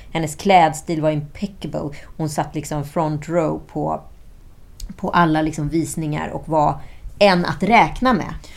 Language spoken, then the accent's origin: Swedish; Sweden; vi som svenskar